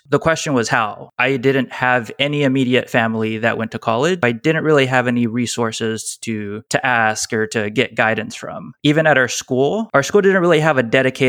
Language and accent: English; Pasadena, Texas, United States; I grew up in Pasadena, Texas